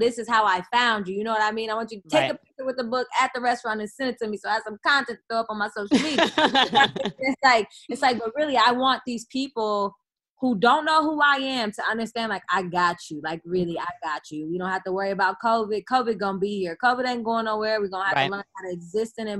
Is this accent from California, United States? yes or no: yes; Oakland, California, United States; I'm the girl from Oakland